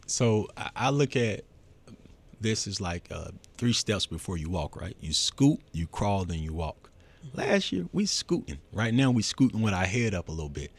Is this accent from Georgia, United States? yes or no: yes; Atlanta, Georgia, United States; I'm from Atlanta, full out